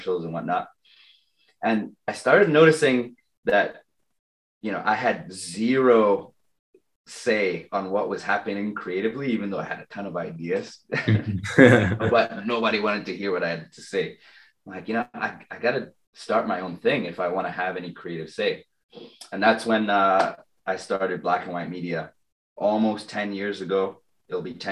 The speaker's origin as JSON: {"language": "English", "country": "Trinidad & Tobago", "also_born_or_lived": "London", "moved": "yes", "said": "I lived in London, but you know what? I'm originally from Trinidad."}